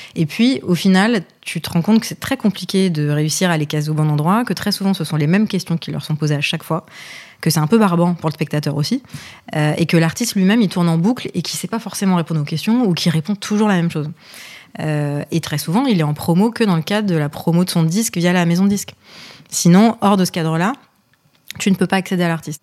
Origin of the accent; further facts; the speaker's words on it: Paris, Île-de-France, France; also born or lived in Lebanon; now in Boulogne-Billancourt, France; je suis née au Liban. Je suis arrivée en France euh, à cause de la guerre, euh, dans des conditions un peu particulières et compliquées. j'ai d'abord grandi du coup à Paris